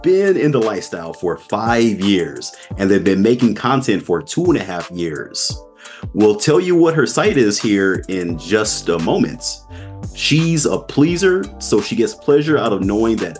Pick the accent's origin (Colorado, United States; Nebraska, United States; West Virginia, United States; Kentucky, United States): Nebraska, United States; Omaha; moved away as an adult; now in Las Vegas, United States; I grew up in Omaha, Nebraska.